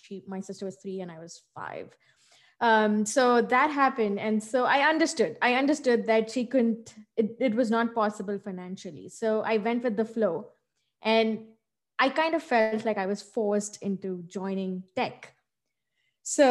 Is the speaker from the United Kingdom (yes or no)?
no; Hyderabad, Telangana, India; now in United States; I was born and brought up in India in a southern state called Telangana, and it's a city, Hyderabad